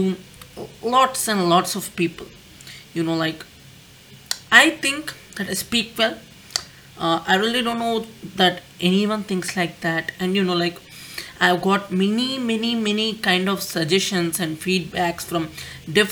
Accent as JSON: {"language": "English", "country": "India", "said": "I'm Indian"}